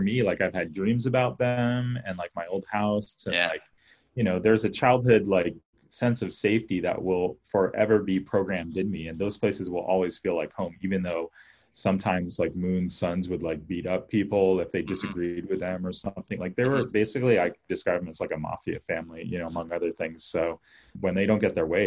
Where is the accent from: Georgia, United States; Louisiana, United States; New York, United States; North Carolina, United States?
New York, United States; Tarrytown; also born or lived in Washington, D.C.; when I was like 3, we moved to New York, Tarrytown, New York